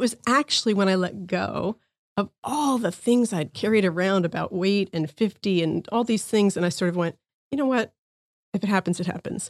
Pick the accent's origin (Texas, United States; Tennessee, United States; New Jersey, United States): New Jersey, United States; moved away; I grew up in New Jersey